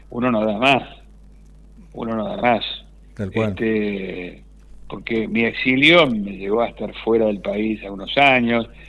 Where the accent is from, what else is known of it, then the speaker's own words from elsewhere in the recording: Pellegrini, Buenos Aires Province, Argentina; yo soy de Pellegrini, provincia de Buenos Aires